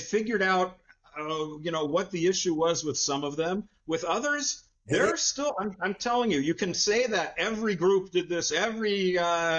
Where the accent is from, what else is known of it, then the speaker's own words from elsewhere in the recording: Seattle, Washington, United States; moved away; I'm from Seattle originally.